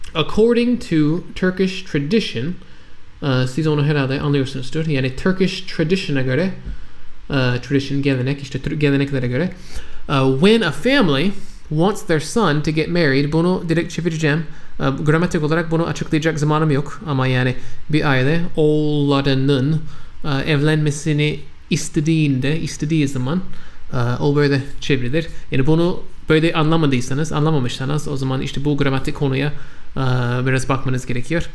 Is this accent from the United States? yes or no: yes; United States; first language English; Turkish is a second language; ben Amerikalıyım. Benim anne dilim İngilizce